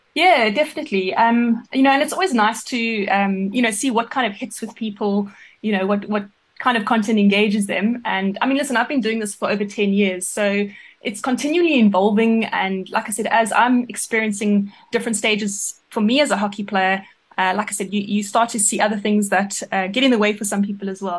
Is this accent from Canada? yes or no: no; South Africa; moved away as an adult; also born or lived in England; as a South African hockey player